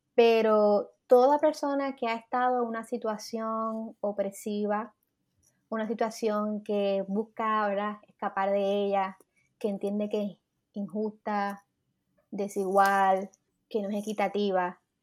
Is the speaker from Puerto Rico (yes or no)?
yes; Puerto Rico; nosotros pensamos como boricuas